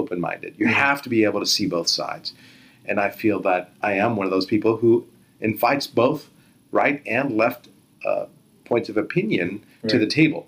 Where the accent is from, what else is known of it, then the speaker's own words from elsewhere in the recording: San Jose, California, United States; also born or lived in Beirut, Lebanon; I was grew up right here in San Jose on Blossom Hill and Lean Avenue